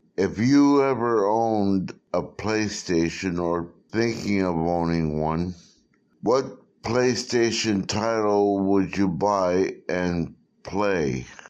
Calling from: Hamilton, Ontario, Canada; I'm calling from Hamilton, Ontario

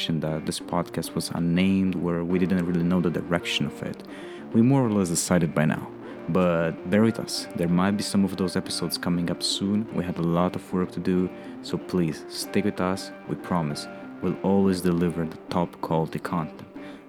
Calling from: Romania; It's 10 p.m. currently in Romania, recording from a bedroom

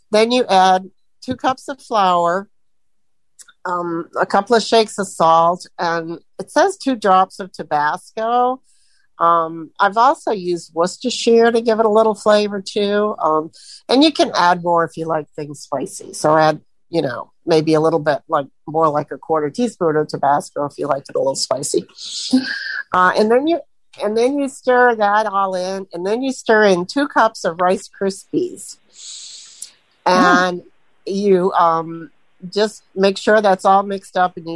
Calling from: Sebring, Florida, United States; I'm from Sebring, Florida, where we're getting uh, horrendous thunderstorm right now.

